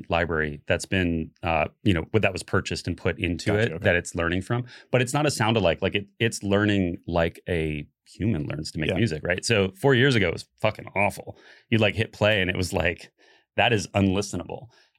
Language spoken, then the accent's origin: English; Florida, United States; I think like realizing that you guys like kind of originated it here in Florida, and I came from Florida.